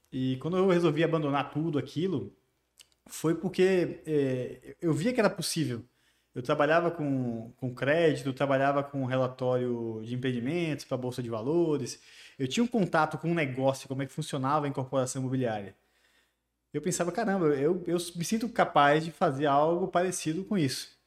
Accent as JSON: {"language": "Portuguese", "town": "Barreiras", "region": "Bahia", "country": "Brazil", "tie": "born or raised there", "also_born_or_lived": "Salvador / Brasília", "said": "E eu vivi minha infância toda aqui em Barreiras"}